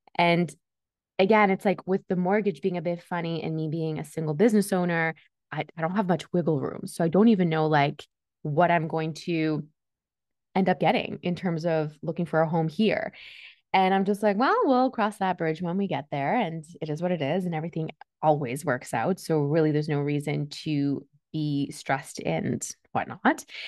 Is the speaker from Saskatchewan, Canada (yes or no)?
no; Toronto, Ontario, Canada; English is a second language; also born or lived in Switzerland; I was born and raised in Switzerland. I came here because I needed to get away from my dad. And it wasn't a smooth transition. I came to Canada when I was eight, and I didn't speak a word of English